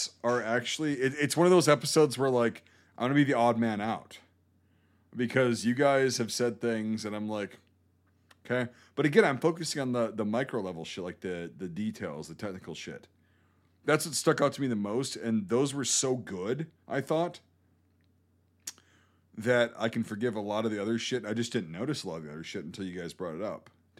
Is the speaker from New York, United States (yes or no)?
no; Baltimore, Maryland, United States; I'm from Baltimore.